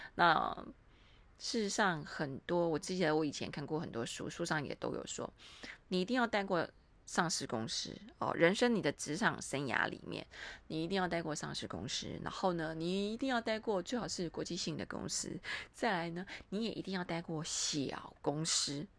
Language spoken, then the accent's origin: Chinese; Taiwan; 我们台湾人出面会非常麻烦